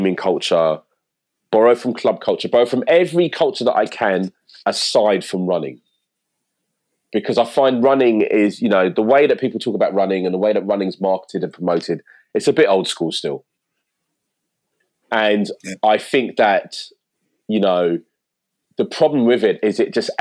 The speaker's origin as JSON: {"language": "English", "region": "London", "country": "United Kingdom", "tie": "born or raised there", "said": "I live in East London, which I never thought I'd live in East London, you know, as a kid growing up in South"}